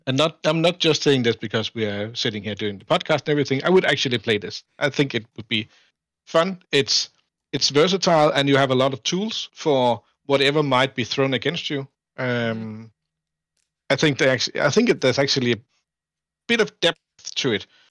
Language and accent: English; Denmark; I'm from Denmark, uh, which is, uh, Northern Europe